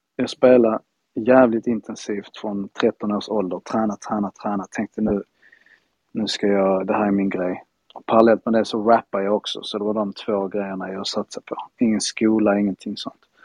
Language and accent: Swedish; Spain; now in Malmö, Sweden; Jag är ju halvspanjor och halv, halvfinne. Född i ah. Spanien.